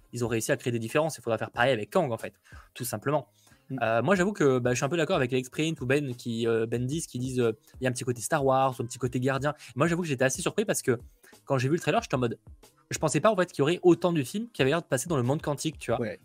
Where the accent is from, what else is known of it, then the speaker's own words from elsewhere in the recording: France; chez nous en France